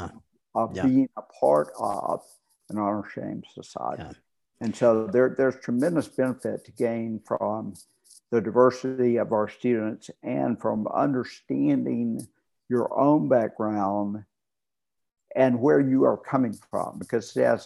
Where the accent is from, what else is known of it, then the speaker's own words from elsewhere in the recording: United States; also born or lived in Rome, Georgia / Birmingham, Alabama; From Georgia and then Birmingham, Alabama